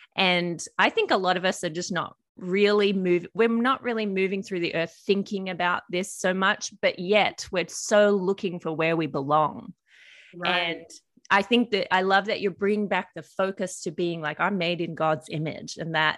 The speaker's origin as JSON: {"language": "English", "country": "Australia", "also_born_or_lived": "United States", "moved": "as an adult", "said": "I've lived in America nearly 8 years and part of my accent has changed. And I think because, I mean, it's getting more Australian as I'm back here"}